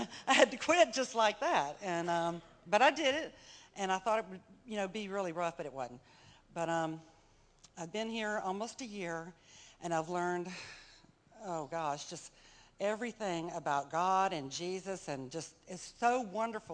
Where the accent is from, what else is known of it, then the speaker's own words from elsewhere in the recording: Mobile, Alabama, United States; I'm from Mobile, Alabama